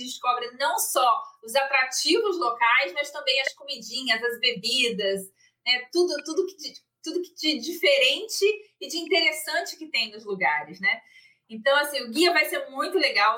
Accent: Brazil; moved away

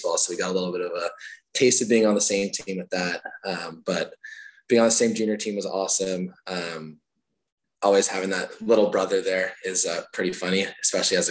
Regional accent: Nepean, Ontario, Canada; I grew up in Nepean, was a Nepean minor hockey kid

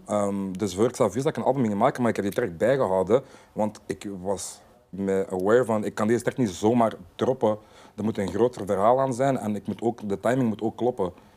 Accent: Sint-Niklaas, Flanders, Belgium; ik ben een artiest uit België

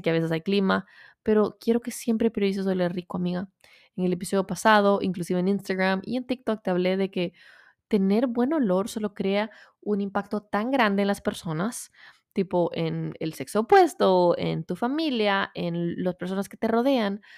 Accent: El Salvador; moved away; soy de Salvador, aunque soy 100% latina

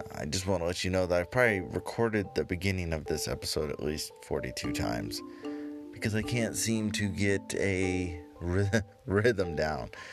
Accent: United States; me being an American tourist

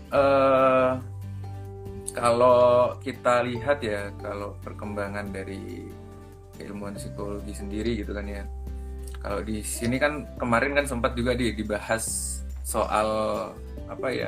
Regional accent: Java, Indonesia; contoh contoh saya aja kalau di kan saya orang Jawa nih di Jawa aja tuh kalau nanggung tuh udah beda gitu

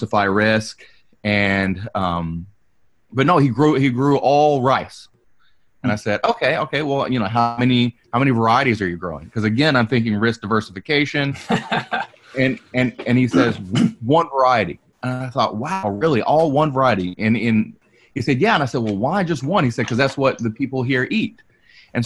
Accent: the South, United States; I'm from the South

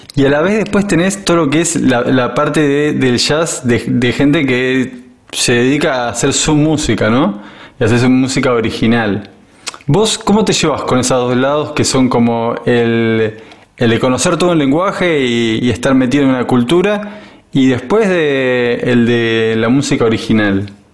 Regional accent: Buenos Aires, Argentina; moved away; yo soy, soy de Buenos Aires, porteño

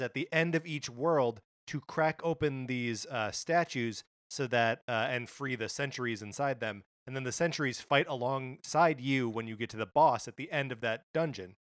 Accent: Kenosha, Wisconsin, United States; my hometown of Kenosha, Wisconsin

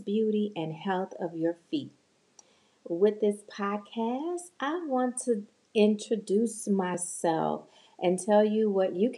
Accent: Chicago, Illinois, United States; now in North Dallas, United States; I was born and raised in Chicago

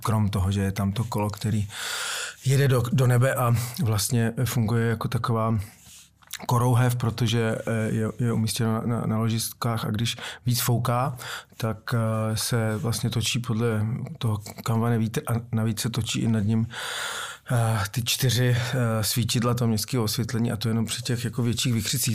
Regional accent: Prague, Czechia; jsem stoprocentní Pražák

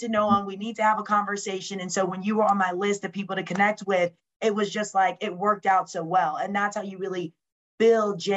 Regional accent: Lawrenceville, Georgia, United States; moved away as an adult; also born or lived in Orlando, Florida / Michigan / Wisconsin; being from Lawrenceville, Georgia, which is literally 45 minutes from Athens

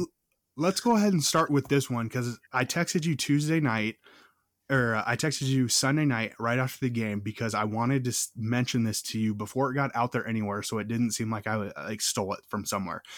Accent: Minnesota, United States; growing up in Minnesota

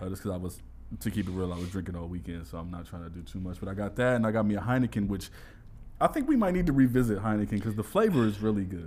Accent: New York, United States; now in Los Angeles, United States; I'm from New York, bro

